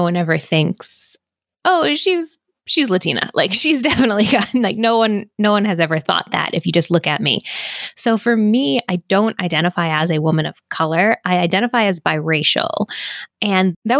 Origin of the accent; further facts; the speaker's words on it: Massachusetts, United States; moved away; I'm from Massachusetts originally